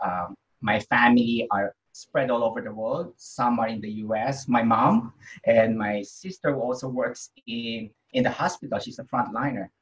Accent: Philippines; I was born in the Philippines

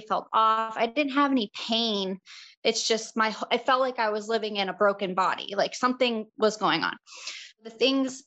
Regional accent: Charleston, South Carolina, United States; I'm from Charleston, South Carolina

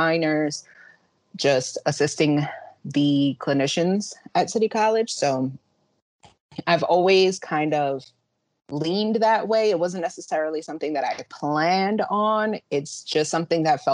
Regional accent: Yonkers, New York, United States; I have pretty much lived in Yonkers for the majority of my life

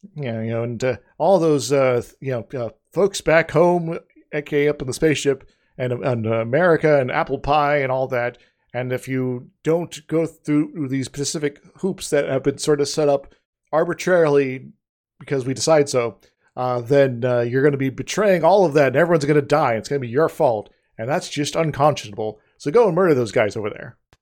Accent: United States; we, as the American public

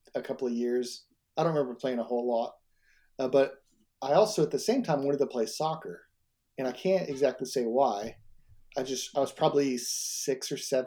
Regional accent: Tulsa, Oklahoma, United States; I grew up in Tulsa, Oklahoma

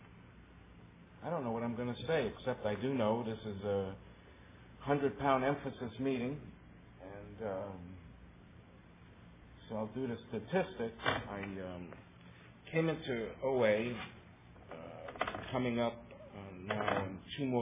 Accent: New York City, New York, United States; moved away; also born or lived in Long Island; I was born on the Lower East Side in New York City

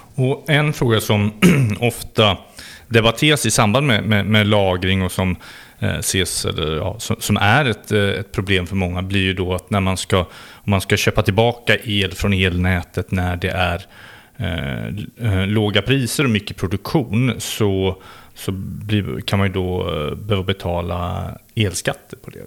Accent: West Sweden, Sweden; i mina hemtrakter, Västsverige

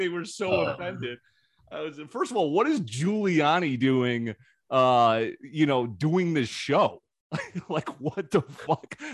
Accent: New York, United States; I grew up in New York

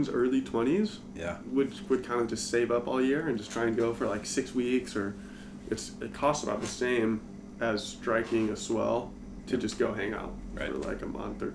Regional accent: Scotts Valley, California, United States; also born or lived in Santa Cruz; we grew up in Scotts Valley

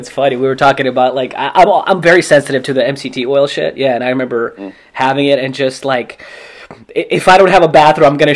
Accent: Russia; now in Los Angeles, United States; I grew up in Russia, and like my grandparents had, you know, their own garden

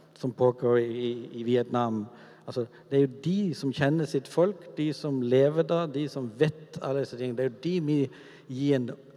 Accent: Kvinesdal, Agder, Norway; min oppvekst er egentlig veldig sånn normal i gata hjemme i Kvinesdal med de gutta som bodde der.

